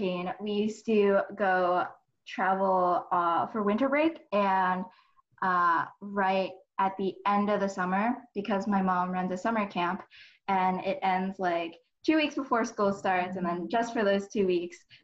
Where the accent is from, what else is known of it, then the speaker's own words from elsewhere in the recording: Northern New Jersey, United States; also born or lived in New York City; I am from Northern Jersey